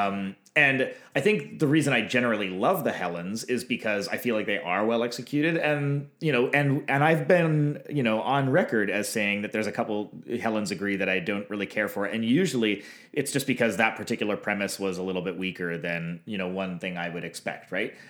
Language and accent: English; Canada